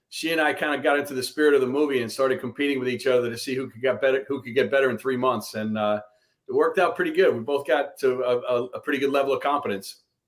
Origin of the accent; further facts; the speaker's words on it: Long Island, New York, United States; I'm from Long Island